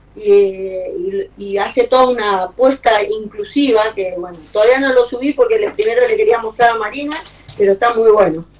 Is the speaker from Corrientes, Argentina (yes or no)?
yes; Corrientes, Argentina; now in New York, United States; soy correntina